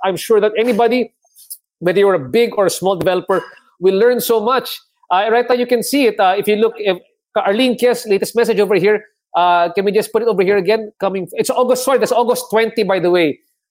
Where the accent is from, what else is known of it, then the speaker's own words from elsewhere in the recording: Cabanatuan, Central Luzon, Philippines; Because we're both from Cabanatuan, Marin, di ba?